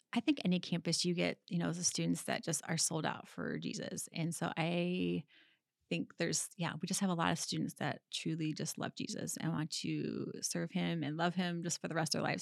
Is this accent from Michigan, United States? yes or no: yes; Michigan, United States; being from, like, live, growing, growing up in Michigan